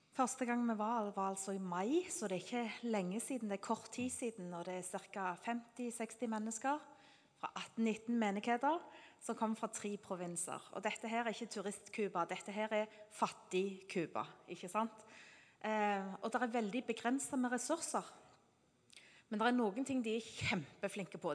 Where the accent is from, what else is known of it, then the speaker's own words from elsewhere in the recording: Norway; Siden vi er nordmenn